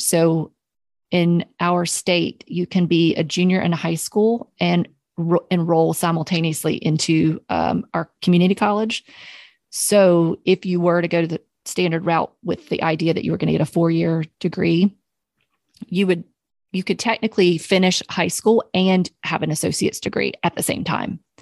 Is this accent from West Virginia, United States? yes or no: no; Charlotte, North Carolina, United States; I'm from Charlotte. I grew up here